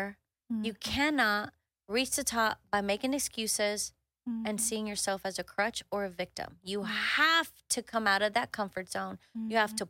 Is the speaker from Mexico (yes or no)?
yes; Monterrey, Nuevo León, Mexico; You know, I am from Monterrey. Well, close to Monterrey.